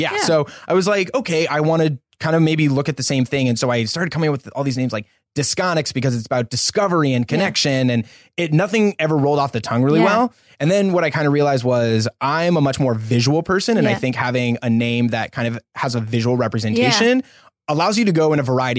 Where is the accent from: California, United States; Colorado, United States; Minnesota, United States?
Colorado, United States; also born or lived in Austin, Texas; now in Los Angeles, United States; I'm originally from Colorado. Funny enough, I was actually born here in LA. My whole family's from here, but we moved in 95. So that's where I grew up.